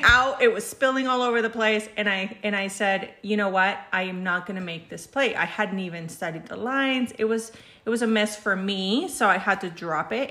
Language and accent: English; Mexico; now in United States; I'm Mexican, but I've been living in the United States since 1989.